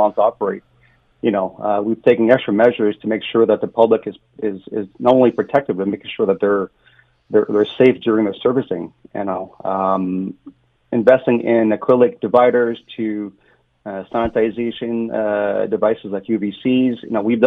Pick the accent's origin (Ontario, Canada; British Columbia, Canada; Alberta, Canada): Ontario, Canada; Ottawa; I'm from Ottawa